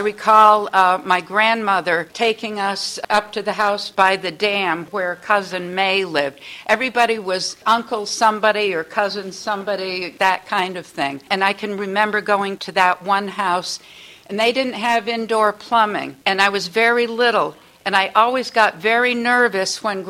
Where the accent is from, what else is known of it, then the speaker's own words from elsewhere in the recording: Columbia, Connecticut, United States; growing up in Columbia